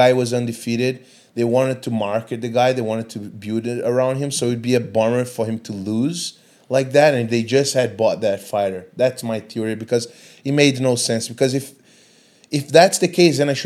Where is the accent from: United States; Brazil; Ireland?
Brazil; moved away as an adult; now in Singapore; growing up in Brazil, I did 2 years of Muay Thai